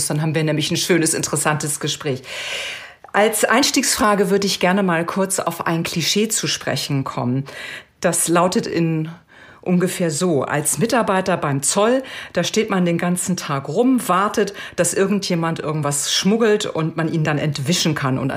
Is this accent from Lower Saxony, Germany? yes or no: no; near Fulda, Hesse, Germany; Wie alt bist du? 30 Jahre. Und woher kommst du? Aus der Nähe von Fulda.